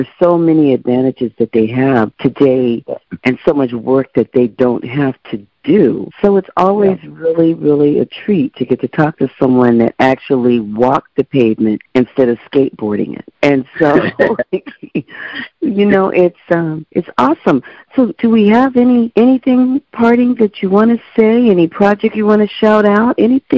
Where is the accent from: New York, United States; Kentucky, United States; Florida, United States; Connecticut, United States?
New York, United States; Brooklyn; now in Norway; I'm from Brooklyn, living in Norway